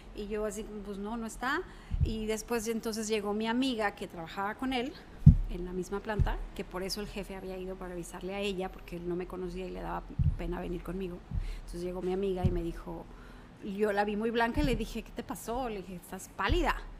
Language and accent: Spanish; Mexico City, Mexico; moved away as an adult; now in Guaymas, Mexico; Soy de la Ciudad de México, nací en la Ciudad de México, estudié allá hasta los 18 años, me vine a Guaymas a hacer la, carrera acá.